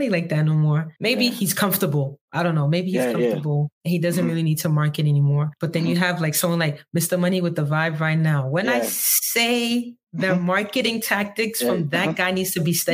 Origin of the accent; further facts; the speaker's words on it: Ghana; as a Ghanaian